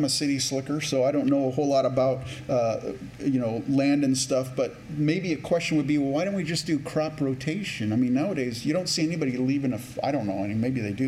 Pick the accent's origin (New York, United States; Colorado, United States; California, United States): California, United States; Campbell; also born or lived in Canada / San Jose, California; now in Rochester, United States; I grew up in what's now called Silicon Valley, but before it used to be the prune capital of the world, San Jose, California. And actually in Campbell, California is where I first grew up